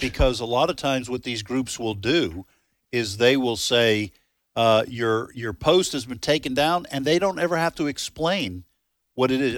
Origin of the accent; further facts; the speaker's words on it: United States; I'm American